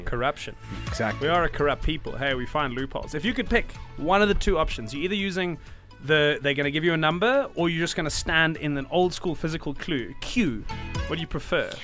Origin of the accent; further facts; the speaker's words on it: South Africa; being a South African